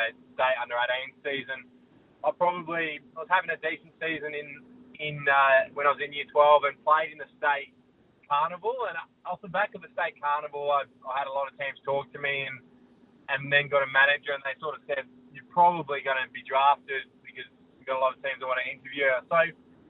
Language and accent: English; Golden Grove, South Australia, Australia; also born or lived in Geelong / Sydney; I grew up in the Golden Grove region